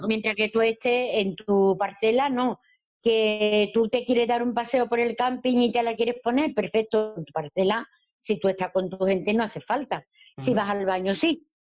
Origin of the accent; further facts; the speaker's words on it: Andalusia, Spain; soy andaluza.